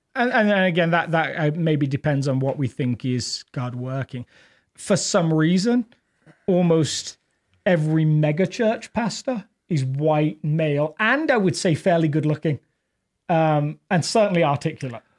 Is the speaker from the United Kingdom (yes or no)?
yes; England, United Kingdom; accent: English; now in Littleton, United States; technically I'm an immigrant, but I don't feel like being from England